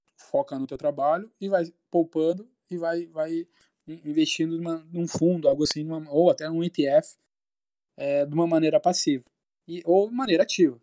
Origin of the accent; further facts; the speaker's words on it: Santo Ângelo, Rio Grande do Sul, Brazil; also born or lived in Porto Alegre; todos somos da mesma cidade, é de Santo Ângelo